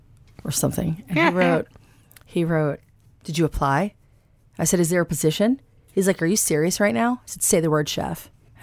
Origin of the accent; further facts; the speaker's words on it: the South, United States; moved away; I was raised in the South.